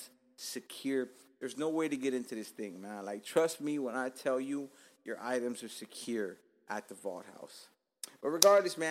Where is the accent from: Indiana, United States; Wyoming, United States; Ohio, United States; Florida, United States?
Florida, United States; Miami; also born or lived in Cuba; I'm fucking rooted to the fucking ground of Dade County